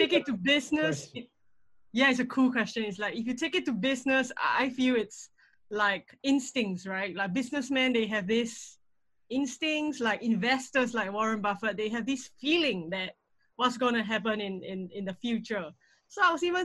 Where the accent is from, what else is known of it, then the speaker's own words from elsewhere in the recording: Singapore; I'm from Singapore